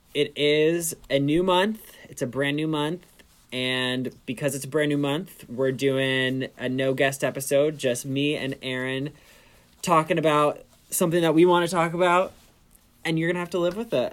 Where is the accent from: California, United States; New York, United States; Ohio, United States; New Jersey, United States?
New York, United States; I am 26. I'm from New York.